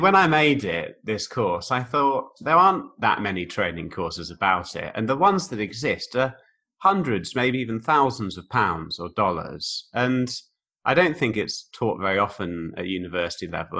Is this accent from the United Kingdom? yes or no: yes; Oxford, South East England, United Kingdom; moved away as an adult; also born or lived in Bicester, Oxfordshire / Liverpool / East Germany; now in Germany; was born on a farm near a village called Ardley, near a town called Bicester, uh, near Oxford, about 20 miles from Oxford. But I went to school in right in the centre of Oxford. So that was, I kind of say I'm from Oxford.